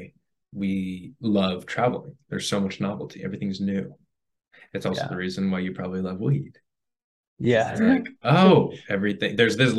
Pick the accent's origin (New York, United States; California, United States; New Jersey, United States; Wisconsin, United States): New York, United States; moved away; I'm from New York